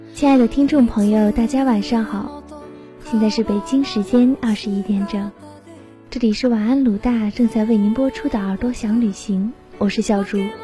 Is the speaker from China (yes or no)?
yes; China; 我们中国人常说穷家富路